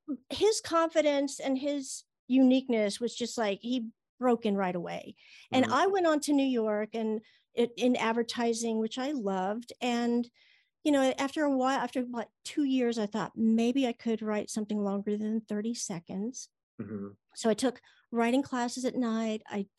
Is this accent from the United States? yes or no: no; Japan; born there; also born or lived in England; Yeah, I was born in Japan, and I lived in England.